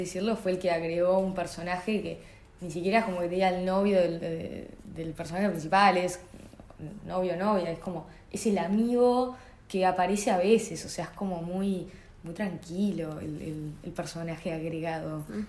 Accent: Montevideo, Uruguay

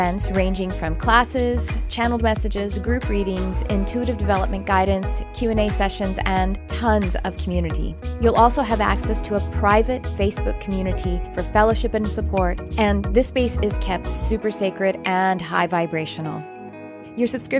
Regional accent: Texas, United States; moved away; I'm from Texas

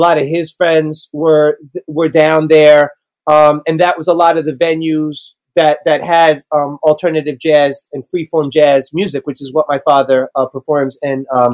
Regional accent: New York City, New York, United States; I grew up in Hell's Kitchen

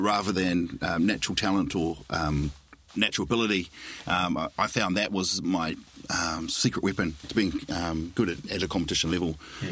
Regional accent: New Zealand; being classic Kiwi

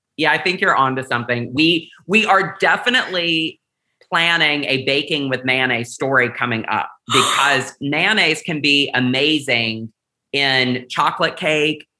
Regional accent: the South, United States; growing up in the South

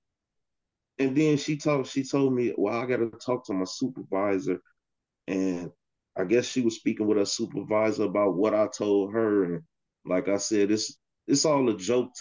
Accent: Chicago, Illinois, United States; now in Holland, United States; I'm originally from Chicago

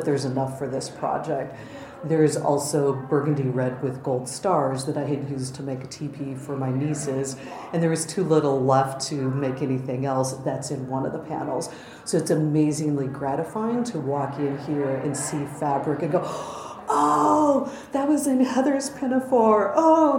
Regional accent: South Dakota, United States; moved away as an adult; also born or lived in Minnesota; now in New York, United States; I was born in Minnesota, grew up in South Dakota, came out here almost 30 years ago

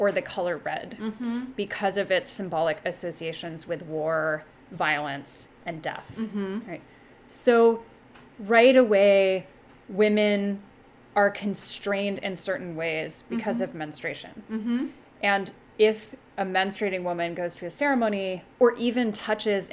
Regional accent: Eugene, Oregon, United States; as a teenager growing up in Eugene, Oregon

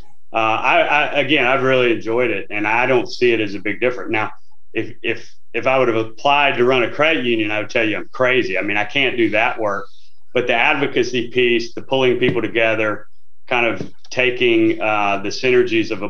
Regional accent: Northeast Louisiana, United States; I'm from Northeast Louisiana

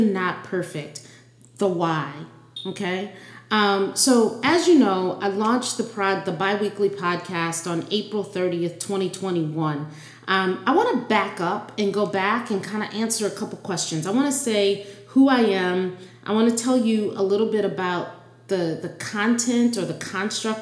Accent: New Orleans, Louisiana, United States; moved away; also born or lived in New York City; growing up in Louisiana with the Southern heritage

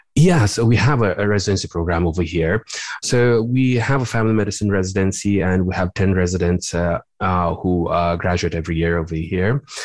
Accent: Nepal; moved away as an adult; also born or lived in Louisiana, United States / California, United States; now in Illinois, United States; my training goes back to uh, my home country of Nepal. I did my med school over there

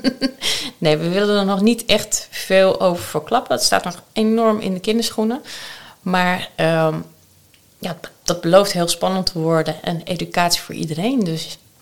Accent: Amsterdam, North Holland, Netherlands; ik ben geboren en getogen Amsterdammer. En dat zal je soms wel een keertje horen

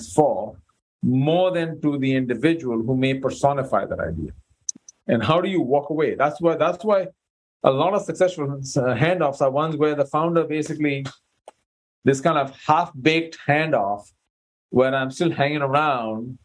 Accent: India; I'm Indian by birth

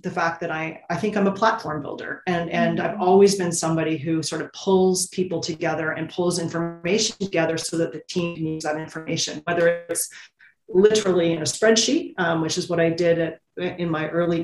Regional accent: Ontario, Canada; I grew up in Ontario, you drill a well, it's sweet water

